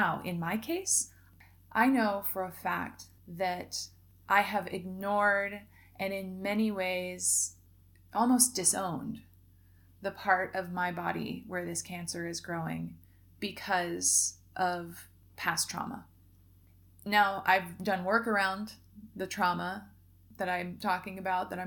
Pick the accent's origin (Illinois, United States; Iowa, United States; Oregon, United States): Oregon, United States; moved away as an adult; also born or lived in Mexico; right here in my hometown